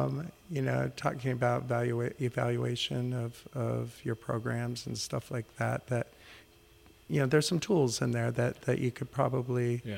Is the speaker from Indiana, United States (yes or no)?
no; Rapid City, South Dakota, United States; born there; also born or lived in Guam; Well, I was born on Ellsworth Air Force Base outside Rapid City, South Dakota. And that's where my father had met my mother.